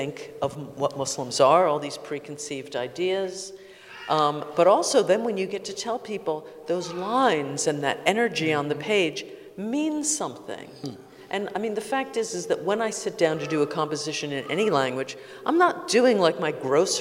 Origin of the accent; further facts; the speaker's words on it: United States; I am an American